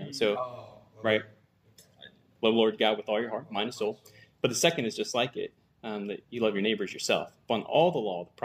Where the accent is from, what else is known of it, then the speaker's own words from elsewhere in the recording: Gallipolis, Ohio, United States; I'm from Galpolis, Ohio, which is a little podunk town in the middle of nowhere in southeastern Ohio. So I grew up living on a farm most of my life.